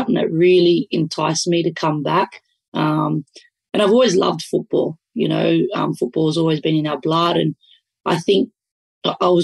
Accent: Sydney, New South Wales, Australia; with our Italian background and growing up in Western Sydney

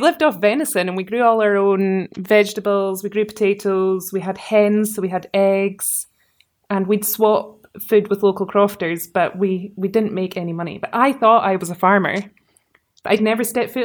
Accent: Lochaber, Scotland, United Kingdom; We're from Lochaber. And so I grew up on a farm

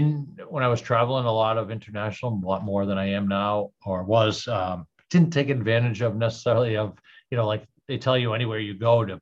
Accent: Boston, Massachusetts, United States

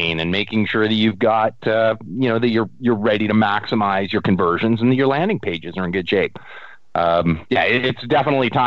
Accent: Canada

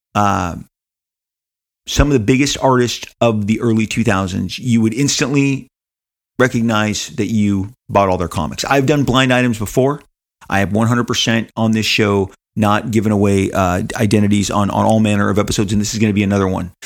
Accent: Los Angeles, California, United States; Living in Southern California

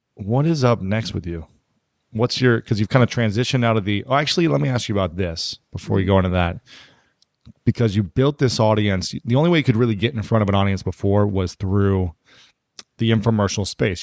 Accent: Ohio, United States; I'm from Ohio

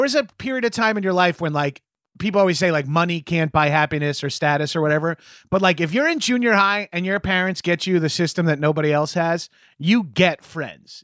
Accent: Long Island, New York, United States; I'm from Long Island, very mall culture, uh, heavy

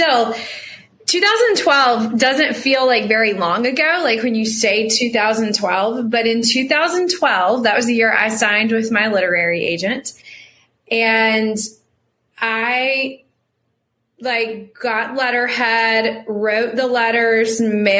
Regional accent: Salisbury, North Carolina, United States; in my hometown of Salisbury, North Carolina.

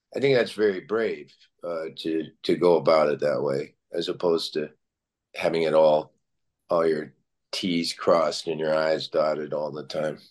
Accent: Lexington, Kentucky, United States; moved away; I grew up in Kentucky

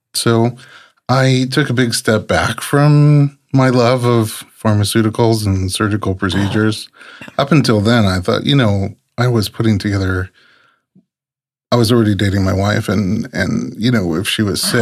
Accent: New York City, New York, United States; moved away as an adult; also born or lived in Georgia / Nebraska; I, I grew up so sheltered in New York City

